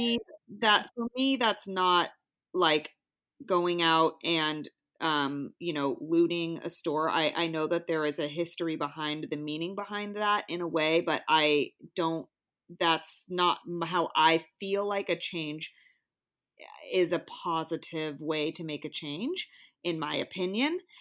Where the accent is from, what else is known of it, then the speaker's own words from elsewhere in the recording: Bay Area, California, United States; I'm from the Bay Area and I was fortunate, I think, to be in and around a bunch of different races all my life.